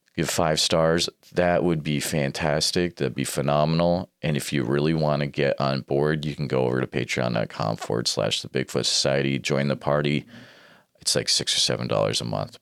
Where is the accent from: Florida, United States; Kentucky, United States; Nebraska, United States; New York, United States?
Kentucky, United States; Louisville; I'm from Louisville, Kentucky.